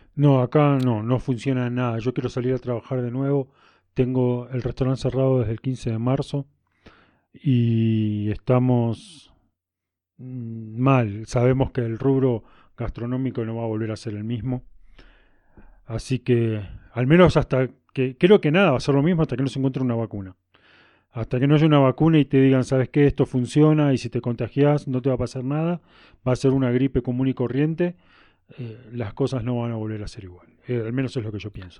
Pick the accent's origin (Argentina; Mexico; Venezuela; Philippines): Argentina; now in Cusco, Peru; a pesar de mi acento, soy, que soy argentino, vivo en Cusco, Perú